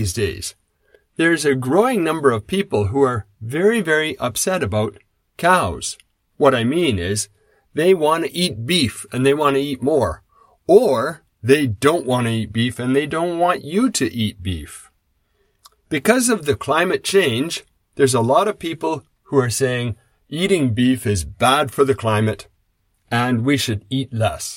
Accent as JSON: {"language": "English", "region": "Saskatchewan", "country": "Canada", "tie": "born or raised there", "said": "When I grew up in Saskatchewan, I was around grain farms."}